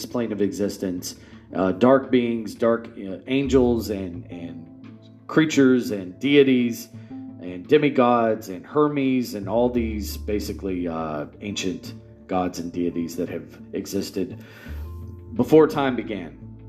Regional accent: United States; as an American

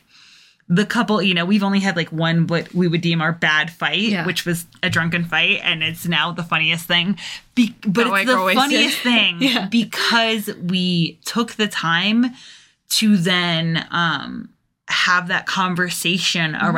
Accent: England, United Kingdom; moved away

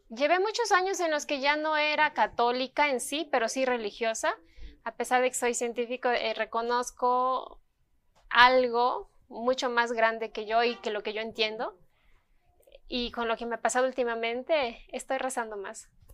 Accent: Ecuador; yo no soy la única ecuatoriana que recibió ese premio

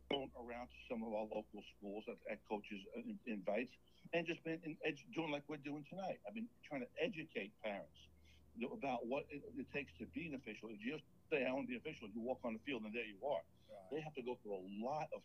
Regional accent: New York, United States; moved away as an adult; now in Enterprise, United States; I grew up in New York. I came down here with the military

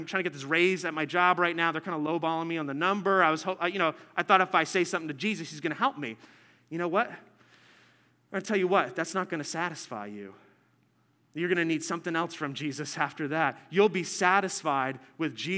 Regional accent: New Jersey, United States; I'm from New Jersey

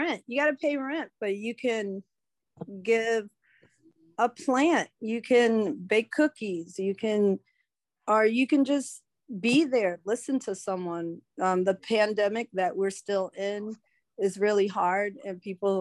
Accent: Germany; now in United States; I was born in Germany

